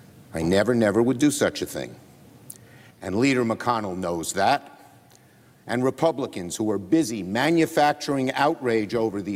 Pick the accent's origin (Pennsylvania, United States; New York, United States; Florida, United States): New York, United States; New York City; I'm from Brooklyn. We speak in strong language.